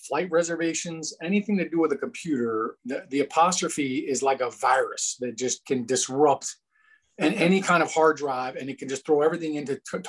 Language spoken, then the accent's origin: English; Chicago, Illinois, United States; born there; also born or lived in Kentucky / Texas / Ohio / New Jersey; But I grew up all over the world. I was born in Chicago. Lived in Kentucky, Texas, Ohio. Then I moved to Jersey in high school.